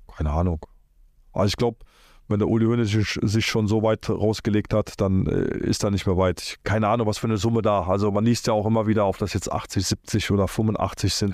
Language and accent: German; Cologne, North Rhine-Westphalia, Germany; also born or lived in Poland; Köln, Köln ist so meine Heimat